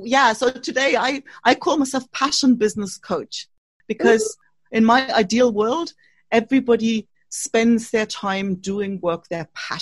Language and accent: English; East Germany, Germany; English is a second language; moved away as an adult; also born or lived in Australia / United Kingdom; now in Spain; I was born in Germany, actually, and to be precise, in East Germany.